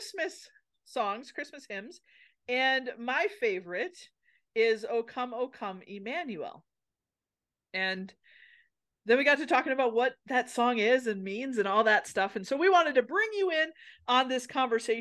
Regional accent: Minnesota, United States; I'm from a place in Minnesota where they have lutefisk things.

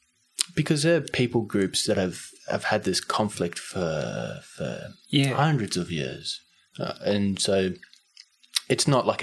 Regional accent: Kenya; now in Australia; Mm-hmm. I am from Kenya. And I'm visiting my friend in Australia.

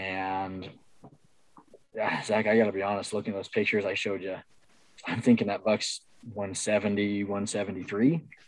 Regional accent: Kansas, United States; moved away; also born or lived in Mississippi; back home where I grew up in Kansas

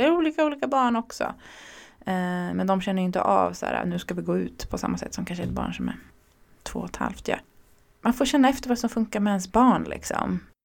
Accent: Örebro, Örebro County, Sweden; now in Stockholm, Sweden; Jag är uppvuxen i Örebro

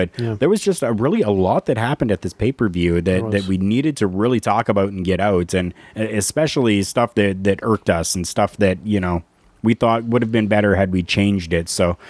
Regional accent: Pittsburgh, Pennsylvania, United States; You know, the people of my hometown, Pittsburgh, Pennsylvania, cheap pop.

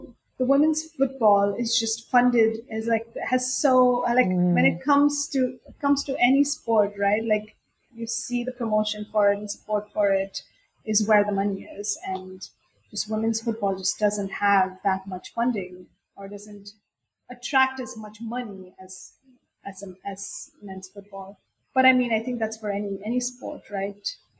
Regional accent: India; even though I grew up in India and cricket is the main sport there, but everybody plays football too.

